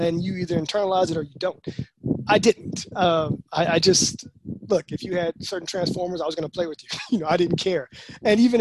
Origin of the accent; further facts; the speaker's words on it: Texas, United States; I was from Texas.